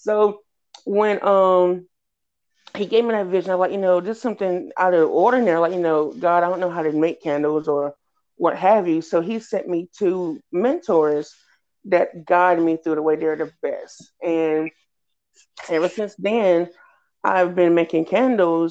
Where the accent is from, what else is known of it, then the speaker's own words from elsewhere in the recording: Red Springs, North Carolina, United States; now in Fayetteville, United States; I am originally from Red Springs, North Carolina